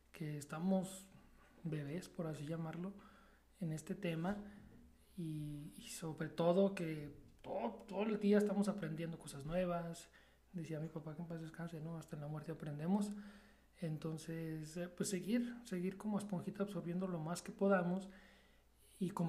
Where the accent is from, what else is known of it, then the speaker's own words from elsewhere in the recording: Mexico; aquí como mexicanos somos muy, muy, muy buenos.